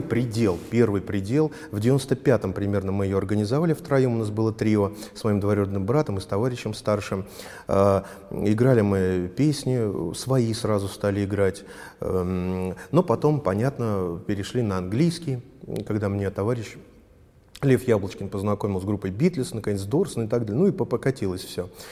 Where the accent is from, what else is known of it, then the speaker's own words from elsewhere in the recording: Volgograd, Volgograd Oblast, Russia; я из Волгограда